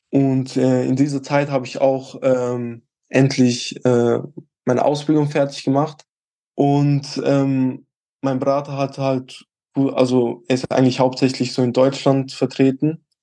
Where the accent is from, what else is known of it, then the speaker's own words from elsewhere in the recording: Switzerland; bei uns in der Schweiz gibt es halt keine U19, da gibt es nur U18 und dann direkt U21.